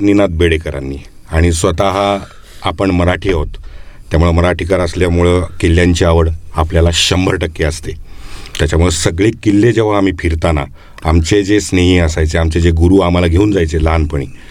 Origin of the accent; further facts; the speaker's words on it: Pune, Maharashtra, India; माझं बालपण पुण्यात गेलं